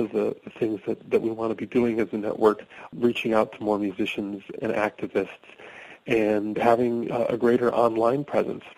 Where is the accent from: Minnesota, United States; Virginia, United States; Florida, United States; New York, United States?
Minnesota, United States; Minneapolis; now in Western Massachusetts, United States; I live in Western Massachusetts, but I grew up in Minneapolis